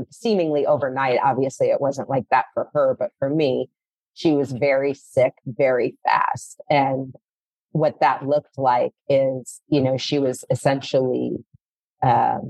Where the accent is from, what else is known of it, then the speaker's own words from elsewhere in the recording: St. Louis, Missouri, United States; moved away as an adult; also born or lived in Colorado / Arizona; now in Los Angeles, United States; So I'm from the Midwest. I grew up in St. Louis.